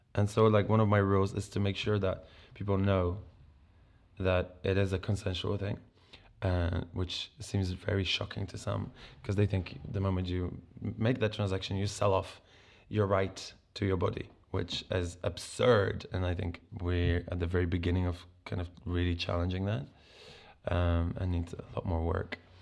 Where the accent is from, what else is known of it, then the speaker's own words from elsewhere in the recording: Poland; moved away as an adult; now in England; I grew up in Poland